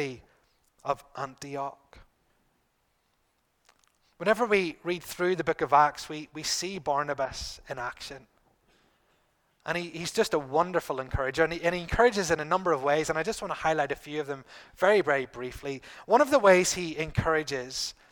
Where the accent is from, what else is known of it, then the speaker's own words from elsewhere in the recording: Bangor, United Kingdom; who happened to be in Bangor, my hometown.